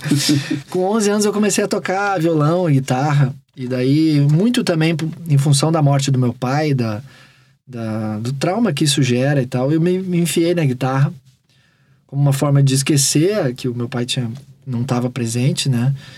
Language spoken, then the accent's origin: Portuguese; Porto Alegre, Rio Grande do Sul, Brazil; also born or lived in Rio de Janeiro; É em Porto Alegre. Guri de apartamento de Porto Alegre